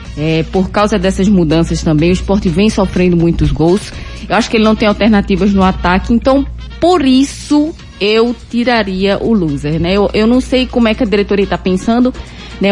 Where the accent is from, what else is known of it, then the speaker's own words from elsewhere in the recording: Cumaru, Pernambuco, Brazil; Minha infância foi em Cumaru e lá tinha orelhão